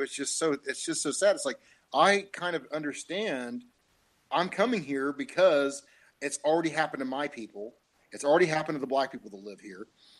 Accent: Indiana, United States; I'm a hillbilly from Indiana

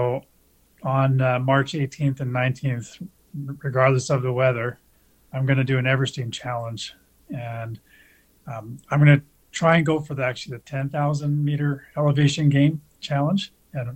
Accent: Spruce Grove, Alberta, Canada; also born or lived in Tonga / Banff; I was raised just outside of Edmonton in Alberta

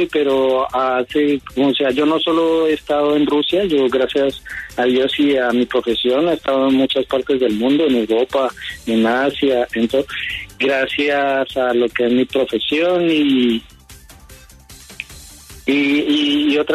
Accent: Colombia; moved away as an adult; now in Russia; soy colombiano, colombo-ruso, o sea, soy colombio y nacionalizado ruso.

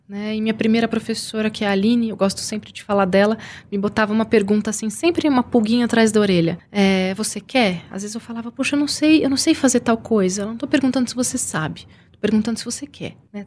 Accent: São Bernardo do Campo, São Paulo, Brazil; eu sou de São Bernardo.

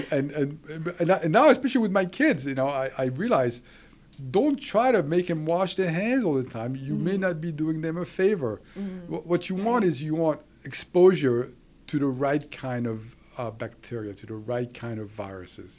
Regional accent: Switzerland; moved away; I was raised in Switzerland

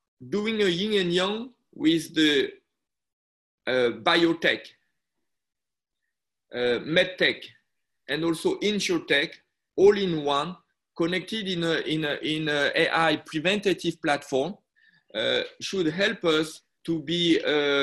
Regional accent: France; moved away as an adult; also born or lived in Busan, Korea (family); now in Shenzhen, China; I was born in France. My mother went in France to do a PhD, become a doctor, and work in a French hospital

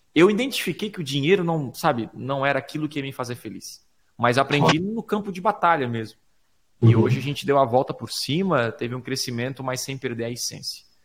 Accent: Criciúma, Santa Catarina, Brazil; eu sou de Criciúma, Santa Catarina, uma cidade pequena de 220 mil habitantes

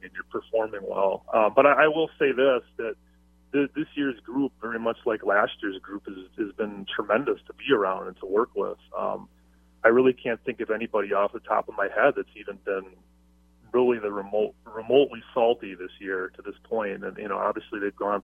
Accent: Milwaukee, Wisconsin, United States; I grew up in Milwaukee here

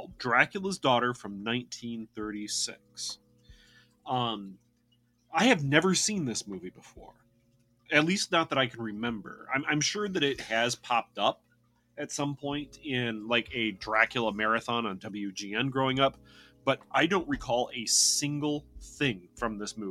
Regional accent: Great Lakes, United States; I am from the Great Lakes region

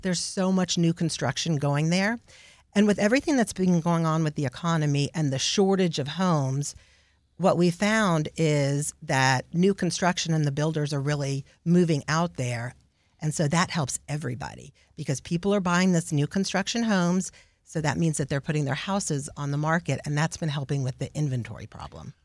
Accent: Houston, Texas, United States; also born or lived in The Woodlands, Texas; I was raised in Houston

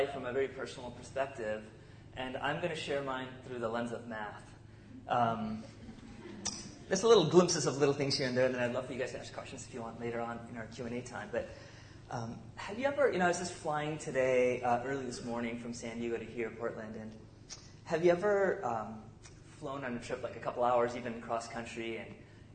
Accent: South India, India; moved away; I grew up in South India

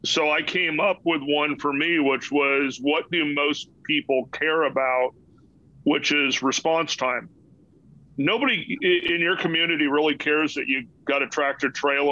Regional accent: Los Angeles, California, United States; growing up in Los Angeles

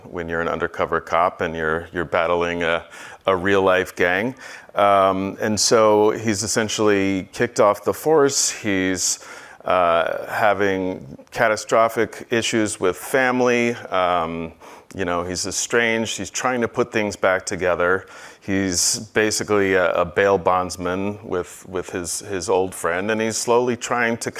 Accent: Northeast, United States; I'm from the Northeast as well

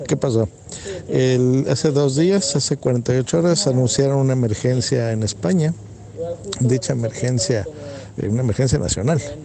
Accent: Mexico; mi país

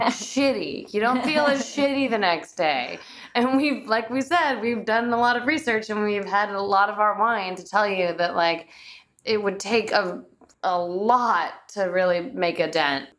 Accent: Bulgaria; moved away; I'm Bulgarian. I was born in Bulgaria, so I have a very European mentality.

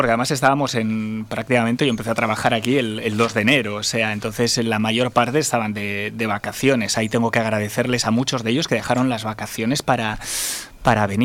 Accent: Basque Country, Spain; ya que yo soy vasco y vengo de ahí

